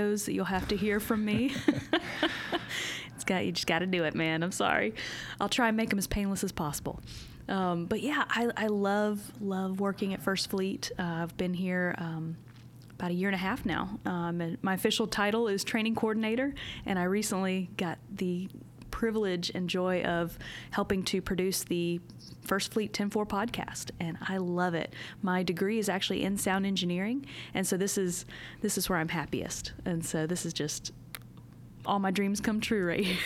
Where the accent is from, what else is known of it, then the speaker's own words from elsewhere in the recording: South Carolina, United States; now in Tennessee, United States; I'm from South Carolina